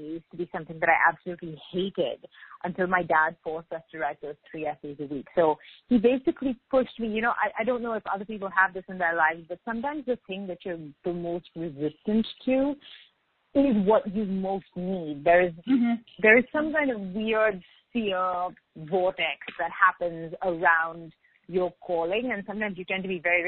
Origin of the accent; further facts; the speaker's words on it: Mumbai, Maharashtra, India; moved away as an adult; also born or lived in Singapore; now in Montreal, Canada; I grew up in Mumbai